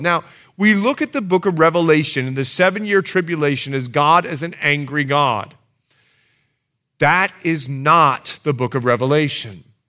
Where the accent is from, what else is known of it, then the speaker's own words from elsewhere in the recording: Bahamas; moved away; I'm from the Bahamas